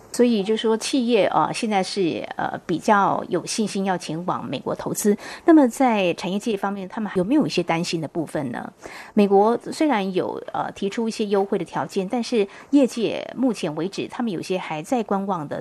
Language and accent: Chinese; Taiwan; 我们台湾人才